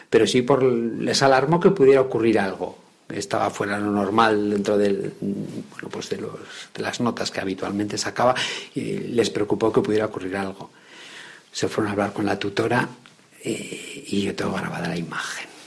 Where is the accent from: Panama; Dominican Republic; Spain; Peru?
Spain; Bilbao, Basque Country; born there; yo nací en Bilbao, y bueno, pues por motivos de, trabajo de mi padre, pues me tocó viajar mucho y, residir en muchísimos lugares.